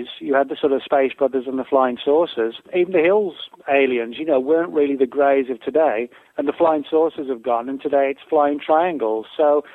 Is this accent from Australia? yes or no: no; England, United Kingdom; moved away as an adult; now in United States; I live in the U.S. I've been here 12 years, but I'm originally from England.